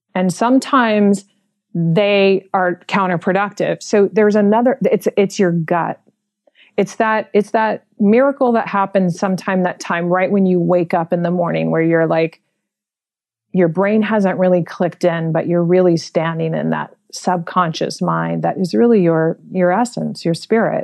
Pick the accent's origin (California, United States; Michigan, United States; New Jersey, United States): California, United States; San Francisco; I was born and raised in San Francisco in the Mission District